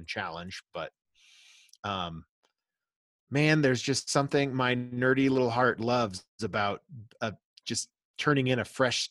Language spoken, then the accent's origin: English; Florida, United States; moved away; also born or lived in Colorado; I stayed in state because I grew up in Florida